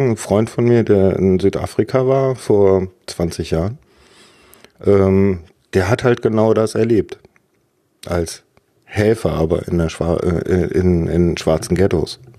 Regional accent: West Germany, Germany; ich bin im Westen groß geworden, meistens auf Dörfern, nie sehr lange in äh, an einem Ort gewesen.

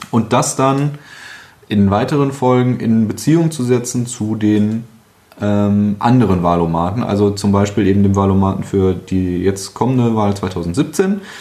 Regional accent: North Rhine-Westphalia, Germany; Ich komme aus dem Ruhrgebiet, bleiben wir erstmal dabei

